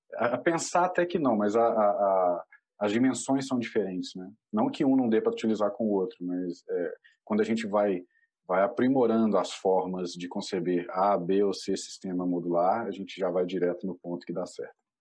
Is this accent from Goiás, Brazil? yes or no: no; Belo Horizonte, Minas Gerais, Brazil; moved away as an adult; now in Florianópolis, Brazil; eu sou mineiro, sou de Belo Horizonte, apesar de morar aqui na Ilha da Magia, em Floripa.